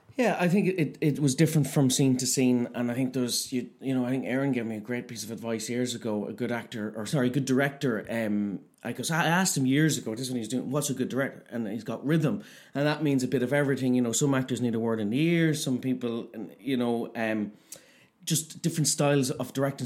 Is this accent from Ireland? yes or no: yes; Cavan, Ulster, Ireland; we're both from Cavan Town